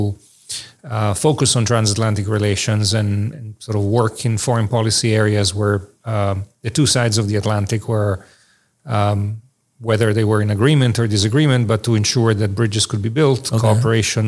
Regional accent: Italy; moved away as an adult; also born or lived in Israel / Oxford, England; I was born in Italy. I had my undergraduate education there.

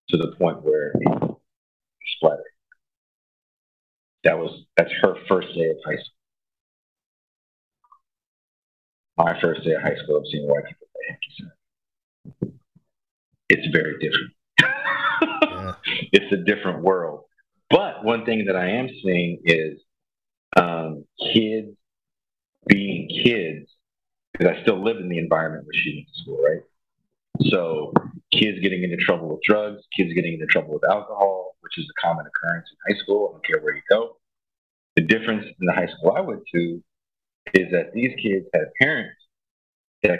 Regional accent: Richmond, California, United States; also born or lived in Oakland, California; I was born in Oakland, California, but I grew up in a city called Richmond, California

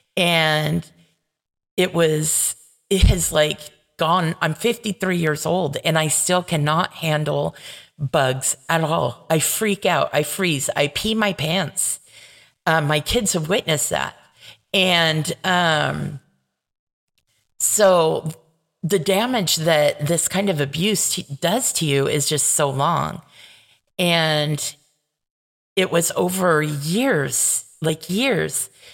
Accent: Paramount, California, United States; where I grew up in Paramount

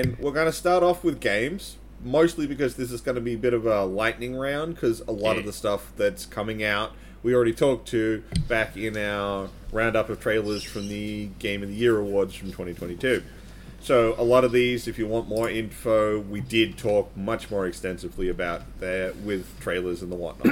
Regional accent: Australia; we are Australian

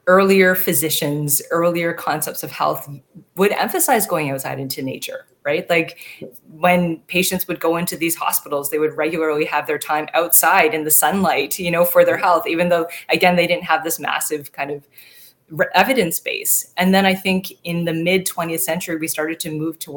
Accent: Toronto, Ontario, Canada; moved away as an adult; also born or lived in Ottawa / Northern BC; now in British Columbia, Canada; I was born and raised in Toronto, actually, and I grew up in a majority white neighborhood in the suburbs of Toronto

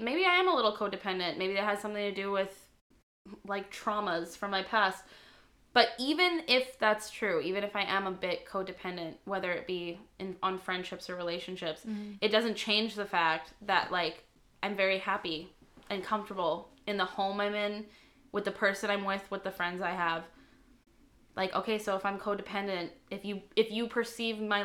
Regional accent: Flin Flon, Manitoba, Canada; We're from the middle of buttfuck nowhere, Flin Flon.

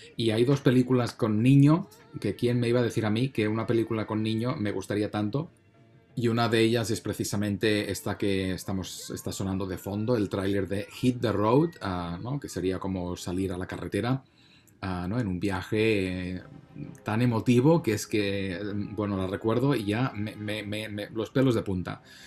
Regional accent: Spain; a mí como español

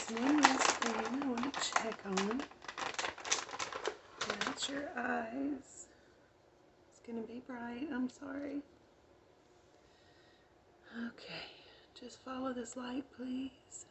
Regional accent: United States; accent: country

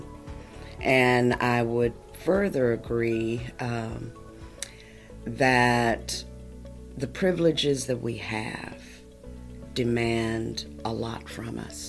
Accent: Logan County, Oklahoma, United States; also born or lived in Connecticut; I'm a native Oklahoman, born and raised in Logan County, just south of Guthrie, on a horse and cattle ranch.

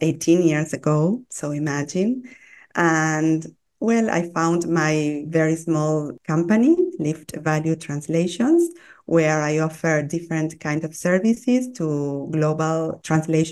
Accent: Argentina; born or raised there; English is a second language; moved away as an adult; now in Buenos Aires, Argentina

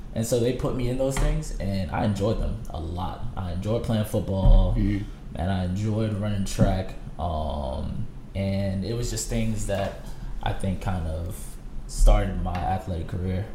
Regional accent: New Orleans, Louisiana, United States; also born or lived in Portsmouth, Virginia; Moved back here, and so ever since then I've been here, and so I claim New Orleans as my home

